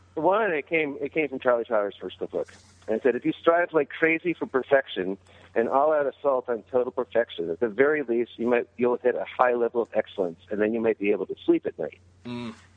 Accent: Canada; I really, really am Canadian

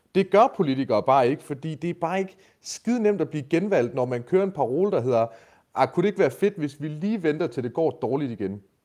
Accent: Denmark; first language Danish; jeg er for jysk

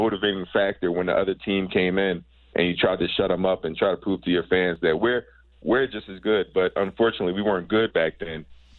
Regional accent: Philadelphia, Pennsylvania, United States; Philadelphia, growing up in Philly, playing in the Sunny Hill League

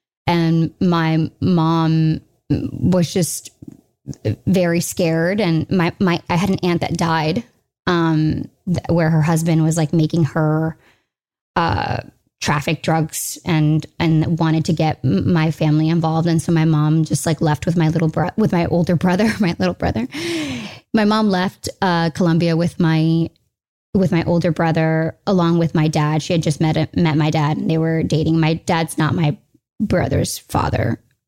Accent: United States; I'm an American. Here's my mother.

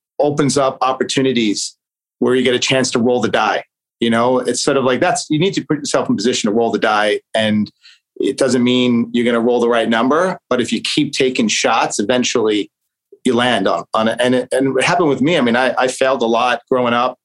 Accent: New York City, New York, United States; I grew up in Staten Island, New York

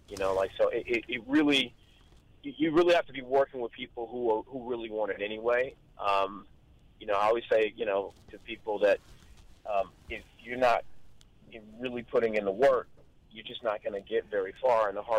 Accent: Long Beach, California, United States; I grew up not that far from Snoop, honestly. I grew up a couple, two, three blocks over from where he grew up.

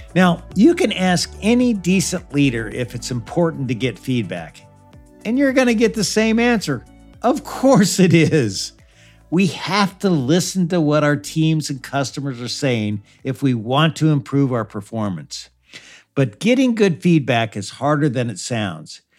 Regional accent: Missouri, United States; I grew up in Missouri

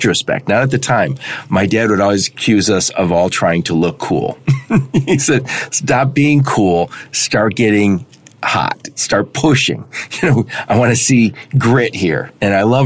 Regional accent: Dearborn, Michigan, United States; I grew up in Dearborn, Michigan, where we had to play sports

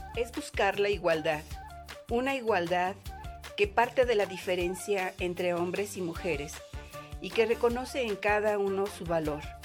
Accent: Guaymas, Sonora, Mexico; moved away as an adult; now in Madrid, Spain; soy mexicana, soy de Guaymas, Sonora, del norte de México, y estoy en España, en Madrid, desde hace 10 años.

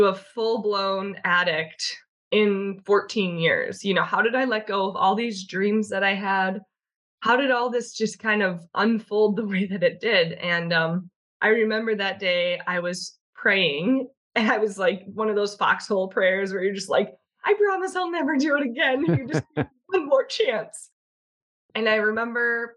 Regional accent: Chicago, Illinois, United States; I'm from Chicago. I was born and raised here, left for a short amount of time and came back.

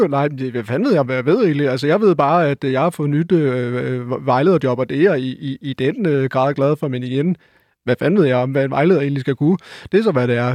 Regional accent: West Funen, Southern Denmark, Denmark; jeg er jo fra Vestfyn

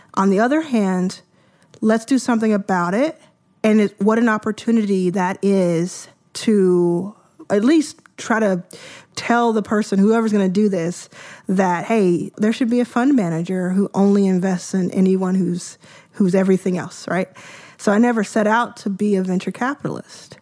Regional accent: Dallas, Texas, United States; also born or lived in Jackson, Mississippi; I grew up in Dallas, Texas. I was born in Jackson, Mississippi. at where my mom was born, and we quickly moved to Dallas.

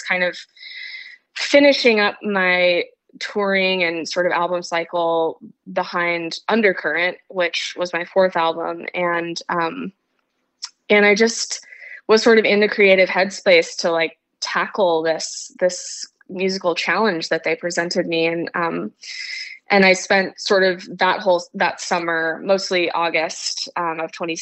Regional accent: Wimberley, Texas, United States; also born or lived in Austin, Texas; I grew up in Texas, and I was born in Austin and grew up in a tiny little town called Wimberley, which is just south of Austin

